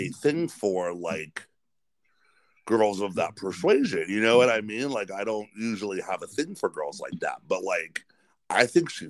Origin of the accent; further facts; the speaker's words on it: Pennsylvania, United States; I'm from Pennsylvania